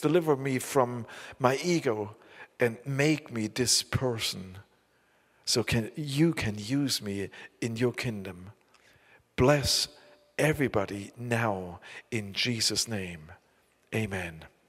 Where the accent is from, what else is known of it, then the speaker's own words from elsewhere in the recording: Saxony, Germany; accent: southern East German (Saxon); English is a second language; I live in the, uh, in the south of East Germany. We have a very bad accent.